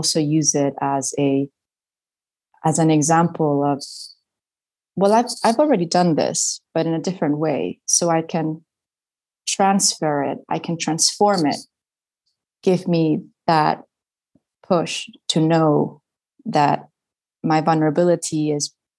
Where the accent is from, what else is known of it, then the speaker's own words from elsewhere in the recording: Spain; first language Spanish; English is a second language; moved away as an adult; also born or lived in United States; I went to British schools in Spain. So it just generally made sense to keep studying in English because my mother tongue is Spanish